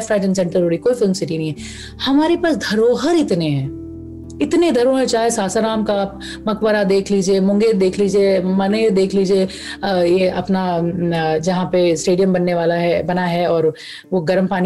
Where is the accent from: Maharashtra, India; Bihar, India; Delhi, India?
Bihar, India; हम बिहार से आते हैं